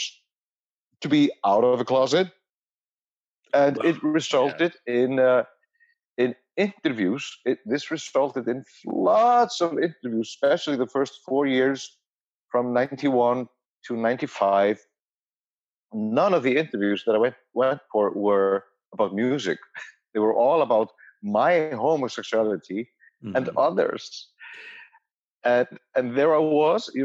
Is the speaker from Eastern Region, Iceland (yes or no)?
no; Reykjavik, Capital Region, Iceland; I'm born and raised in Reykjavik in 1970